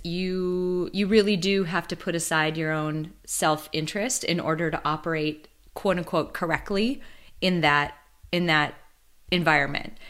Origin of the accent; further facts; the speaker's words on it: Midwest, United States; I grew up in the Midwest. My the majority of my life I've spent here